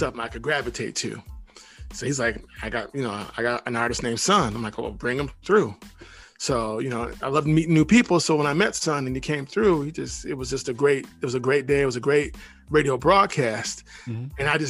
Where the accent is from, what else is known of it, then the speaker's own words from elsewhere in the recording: Michigan, United States; we're both from Michigan.